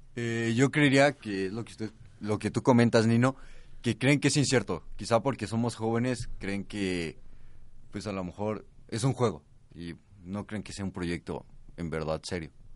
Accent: Mexico; yo soy un mexicano y conozco cómo son los mexicanos

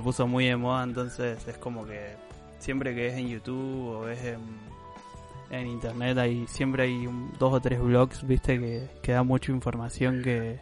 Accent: Santa Fe, Argentina; nosotros como, buenos argentinos que somos

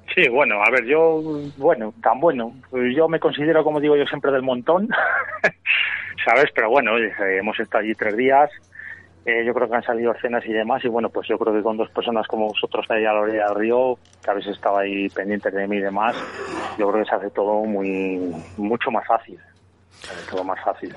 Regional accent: Nava del Rey, Castile and León, Spain

